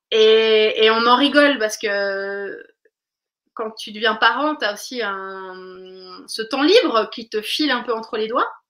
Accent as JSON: {"language": "French", "country": "Switzerland", "moved": "yes", "lives_now": "France", "said": "je viens de Suisse"}